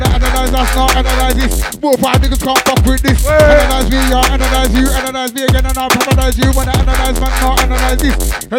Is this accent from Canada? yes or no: no; London, United Kingdom; Oi, I was born and grown in London, mate. Therefore, it's British.